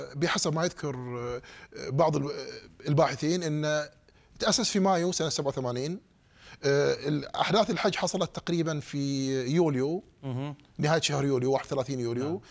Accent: Saudi Arabia; moved away as an adult; now in United States

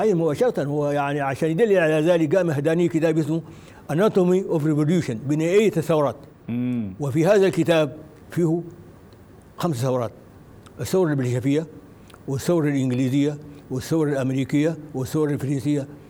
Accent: Sudan; ونحن كسودانيين

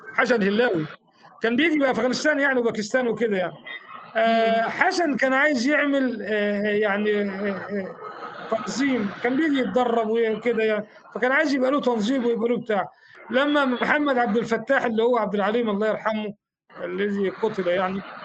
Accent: Faiyum Governorate, Egypt; now in Alexandria, Egypt; انا من الفيوم

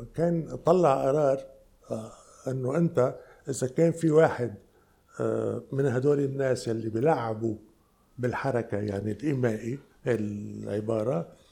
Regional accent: Lebanon; انا جاي من لبنان

